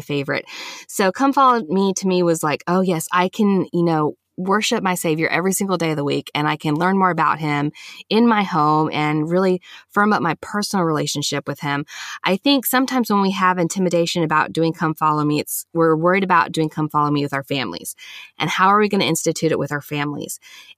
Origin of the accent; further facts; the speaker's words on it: the South, United States; Like I said, growing up in the South, you know, getting a taste of so many other Christian denominations